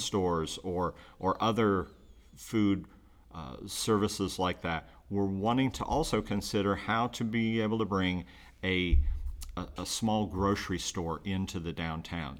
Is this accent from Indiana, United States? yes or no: yes; Muncie, Indiana, United States; moved away as an adult; now in Richmond, United States; I'm originally from Muncie